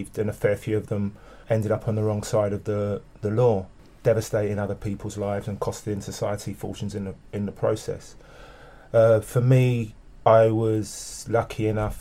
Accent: London, United Kingdom; I'm a Londoner born and bred, West London specifically.

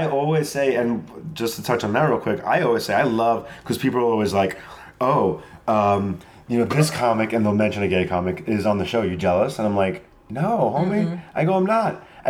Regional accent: Long Island, New York, United States; because I'm from Long Island

